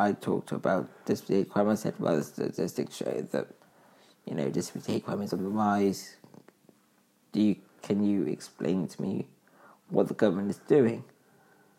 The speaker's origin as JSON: {"language": "English", "country": "United Kingdom", "said": "I'm from the UK"}